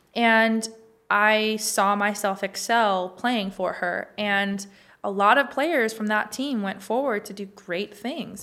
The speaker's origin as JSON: {"language": "English", "town": "Los Angeles", "region": "California", "country": "United States", "tie": "born or raised there", "also_born_or_lived": "Wyoming", "moved": "as an adult", "said": "I'm from California, born and raised from L"}